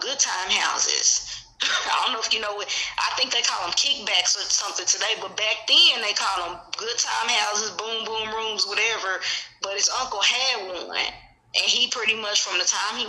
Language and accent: English; Kansas City, Missouri, United States; I'm from Kansas City. So we had our projects was called Shoto, Wayne Minor, TV Watkins